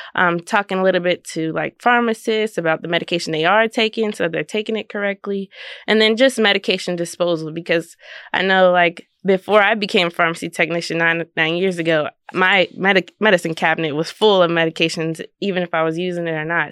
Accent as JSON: {"language": "English", "region": "Maryland", "country": "United States", "moved": "yes", "lives_now": "Kansas, United States", "said": "I'm from Maryland"}